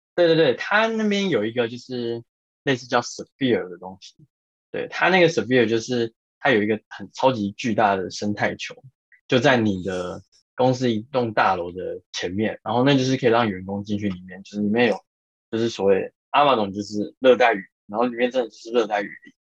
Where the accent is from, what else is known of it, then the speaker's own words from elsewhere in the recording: Yilan County, Taiwan; moved away; 然后但是因为刚好呃我是宜兰人，所以我比较不太 care 下雨这件事